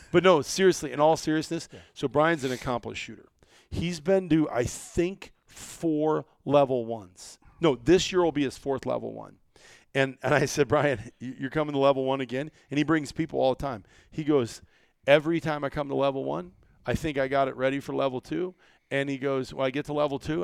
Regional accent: Iowa, United States; I was from Iowa

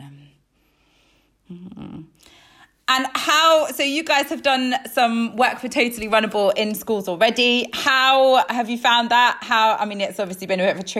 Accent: Isle of Man; I'm from the Isle of Man. The Isle of Man's like a really sporty place.

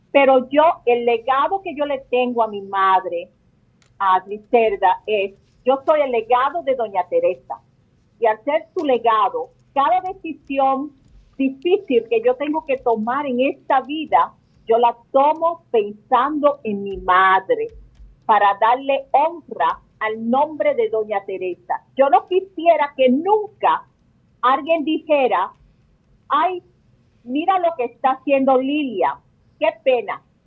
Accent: Dominican Republic; somos totalmente dominicanos

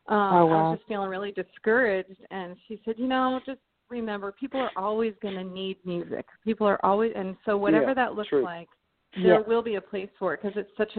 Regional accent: Arizona, United States; I grew up in Arizona

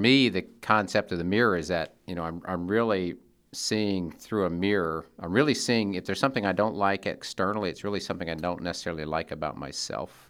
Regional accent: Seattle, Washington, United States; Seattle, my hometown

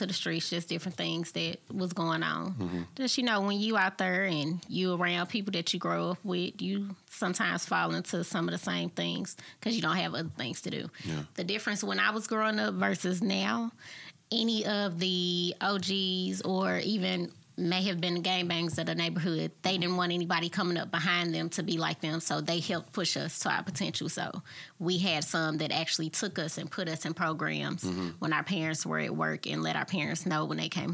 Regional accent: St. Louis, Missouri, United States; I'm from St. Louis, Missouri, born and raised, Northside.

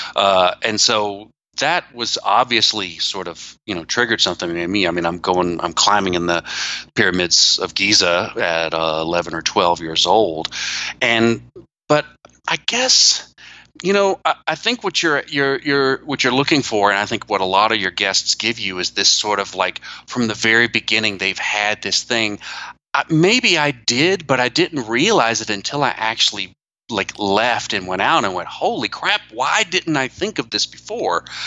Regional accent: Atlanta, Georgia, United States; moved away as an adult; also born or lived in Taiwan / Tokyo, Japan; I am uh, from the United States. I left my hometown of Atlanta

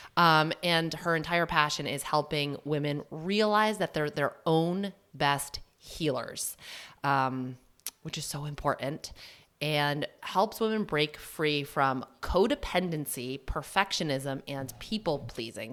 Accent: New Hampshire, United States; also born or lived in Massachusetts; I'm from Mass in New Hampshire. I say that just because my, um, mom's side and my dad's side, both from Massachusetts, That's where I was born. We didn't move to New Hampshire until I was, mm, maybe in second grade

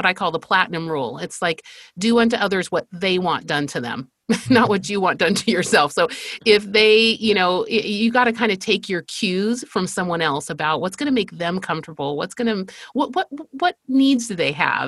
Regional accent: Spain; I grew up in Spain. I am the fifth of five girls, and I'm from a missionary family.

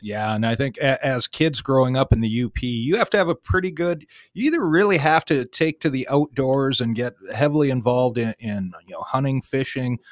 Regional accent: Sault Ste. Marie, Michigan, United States; I am also from Sault Ste. Marie, Michigan

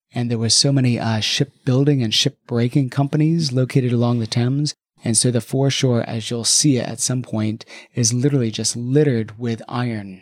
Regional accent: United States; now in London, United Kingdom; as an American

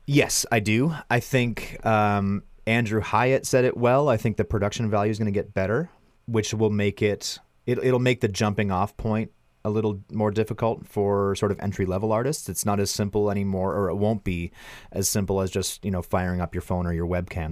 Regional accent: Milverton, Ontario, Canada; my hometown in Milverton, Ontario

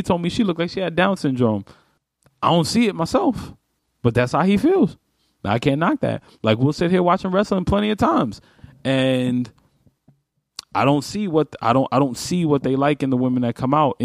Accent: New York City, New York, United States; I'm a New Yorker

